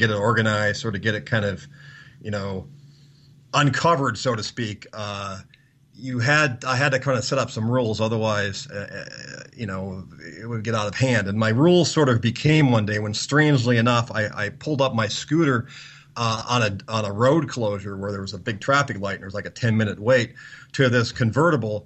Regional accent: United States; being an American

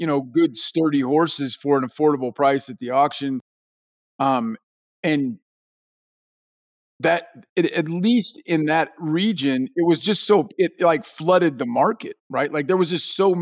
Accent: Hutchinson, Kansas, United States; my hometown of Hutchinson, Kansas

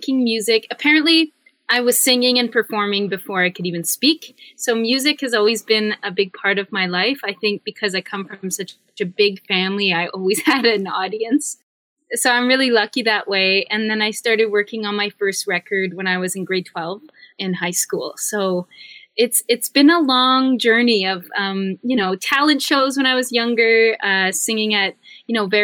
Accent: Northern Ontario, Canada; moved away as an adult; also born or lived in Toronto; I'm from Northern Ontario, and I kind of grew up in a landscape that's, very forested

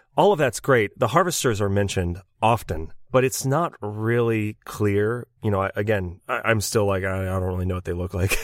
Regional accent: United States; we are American

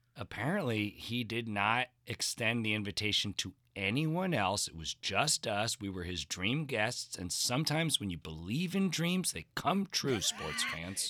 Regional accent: New Jersey, United States; moved away; I'm, I'm originally from New Jersey, and I have to stifle this accent

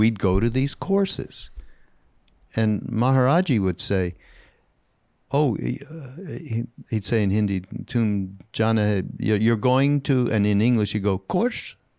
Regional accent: Canada; Canadian, 'cause I'm Canadian

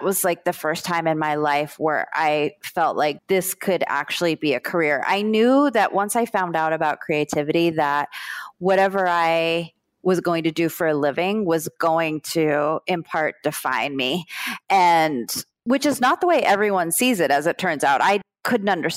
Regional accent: South Florida, United States; also born or lived in Brooklyn, New York; I grew up in South Florida

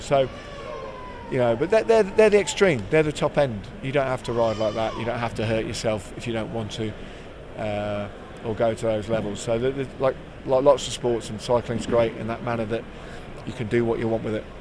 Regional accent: East Midlands, United Kingdom; I'm a very proud Midlander. I was born in the West Midlands, lived most of my life in the East Midlands

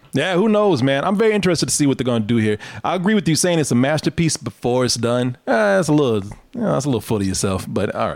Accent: Waco, Texas, United States; my hometown of Waco

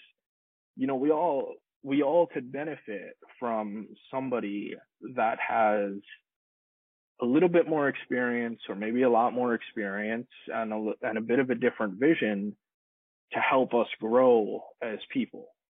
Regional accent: Long Island, New York, United States; moved away as an adult; now in Los Angeles, United States; I moved from Long Island, New York to Los Angeles back in 2007 to become an audio engineer.

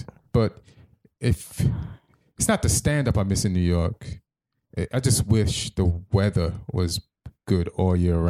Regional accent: Jamaica; also born or lived in England; I was born in England to Jamaican parents, grew up in Jamaica

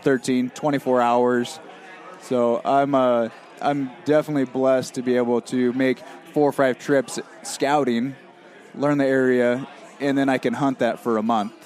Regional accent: California, United States; born and raised in California

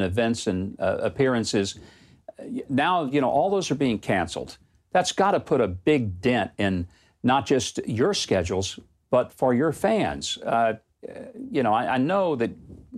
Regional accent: United States; as an American

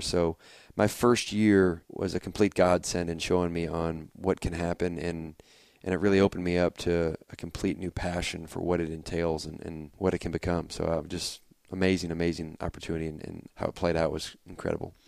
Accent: Auburn, Indiana, United States; also born or lived in Fort Wayne, Indiana; I'm from Fort Wayne, Indiana originally. Grew up for the first, mm, twelve years or so in Auburn, Indiana, just a little north of Fort Wayne

